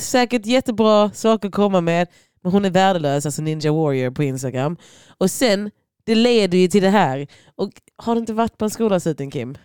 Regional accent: Lund, Skåne, Sweden; also born or lived in Croatia; jag växte upp på Gunnesbo

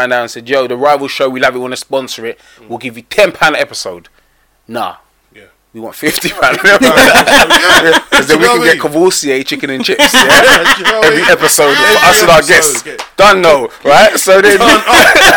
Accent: England, United Kingdom; as an English person

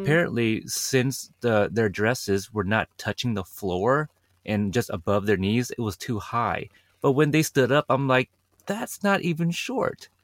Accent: Portland, Oregon, United States; my hometown, Portland, Oregon

